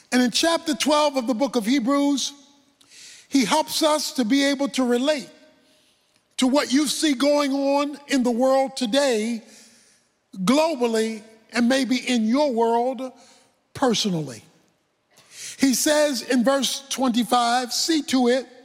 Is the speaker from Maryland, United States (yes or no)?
yes; Baltimore, Maryland, United States; When I was a boy growing up in Baltimore